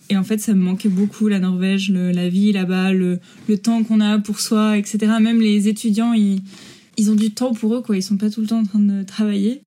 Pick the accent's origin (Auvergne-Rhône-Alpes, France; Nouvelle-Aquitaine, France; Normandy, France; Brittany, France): Normandy, France; Rouen; moved away as an adult; also born or lived in Paris; now in Trondheim, Norway; Je suis originaire de Normandie en France, de Rouen